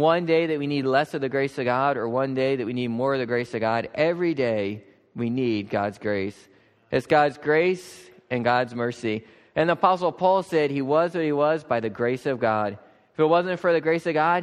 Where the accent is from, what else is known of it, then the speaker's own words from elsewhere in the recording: Lancaster County, Pennsylvania, United States; I grew up farming in Lancaster County here